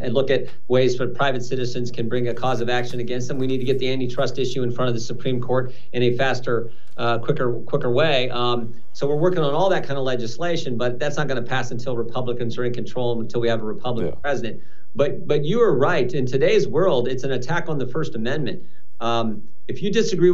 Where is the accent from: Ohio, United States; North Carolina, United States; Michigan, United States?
Ohio, United States; also born or lived in Wisconsin; I'm from Ohio, of course, my whole life here, other than 4 years at the University of Wisconsin.